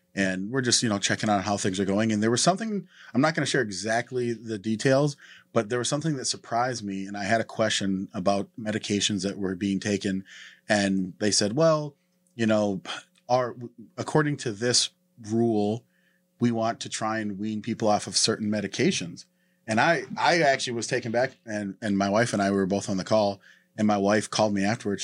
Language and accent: English; North Dakota, United States; moved away; I'm from North Dakota